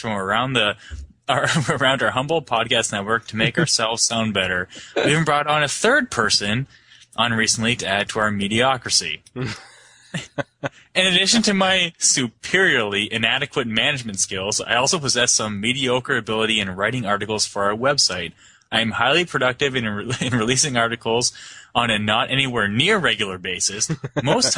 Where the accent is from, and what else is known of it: Canada